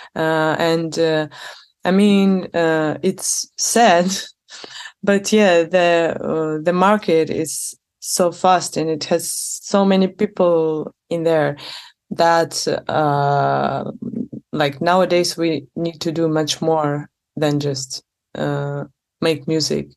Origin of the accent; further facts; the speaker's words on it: Moscow, Russia; moved away as an adult; also born or lived in St. Petersburg, Russia; now in Barcelona, Spain; I was born in Moscow and uh, most of my life I spent there